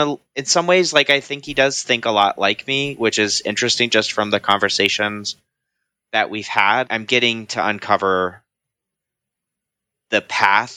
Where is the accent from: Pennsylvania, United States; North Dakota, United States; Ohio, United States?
Ohio, United States; Columbus; I am 29 years old now, and I am from Columbus, Ohio